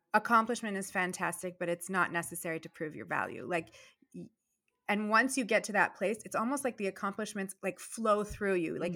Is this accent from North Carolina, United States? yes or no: no; Virginia, United States; moved away as an adult; also born or lived in Boston; now in Massachusetts, United States; when I first started school in Virginia